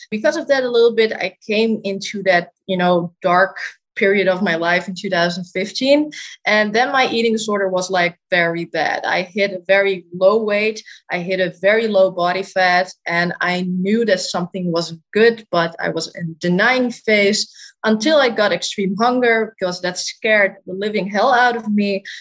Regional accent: Netherlands; I'm 25 years old and I am from the Netherlands.

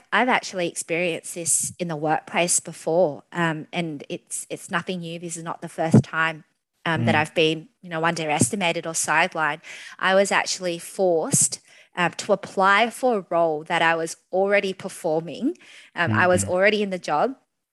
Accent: Australia; I absolutely love being an Australian, and, you know, not just any Australian, but one with Vietnamese heritage

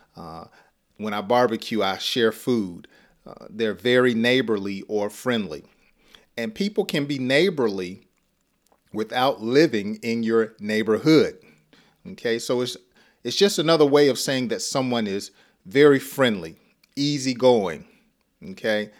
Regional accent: Georgia, United States; accent: Southern; I'm from Georgia, and and we talk slow

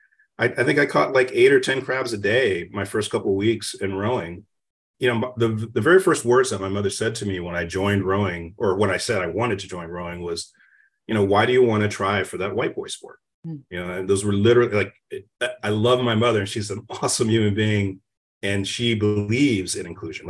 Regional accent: Alexandria, Virginia, United States; I grew up in Alexandria, Virginia

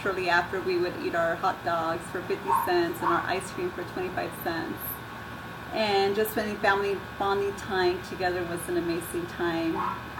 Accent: Las Vegas, Nevada, United States; born or raised there

